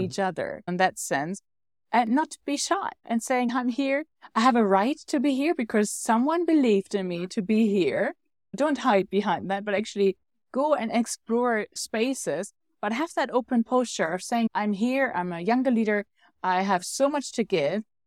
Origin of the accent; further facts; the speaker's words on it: Germany; I'm from Germany.